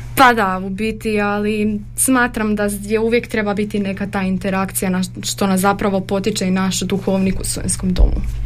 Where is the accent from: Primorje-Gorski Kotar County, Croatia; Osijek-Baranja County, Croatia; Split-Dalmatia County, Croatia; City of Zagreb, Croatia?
City of Zagreb, Croatia; Zagreb; moved away as an adult; now in Đakovo, Croatia; Ja dolazim iz Zagreba.